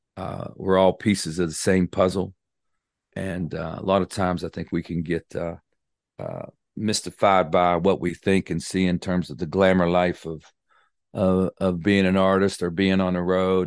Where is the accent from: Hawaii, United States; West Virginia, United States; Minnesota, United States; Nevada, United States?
West Virginia, United States; Clarksburg; I'm from West Virginia, born and raised in, uh, Clarksburg, West Virginia